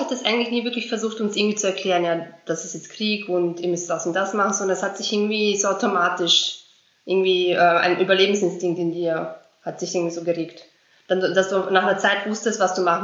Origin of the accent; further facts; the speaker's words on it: Vienna, Austria; German is a second language; also born or lived in Srebrenica, Bosnia and Herzegovina; ich bin seit 1995 in Österreich, also ich lebe in Wien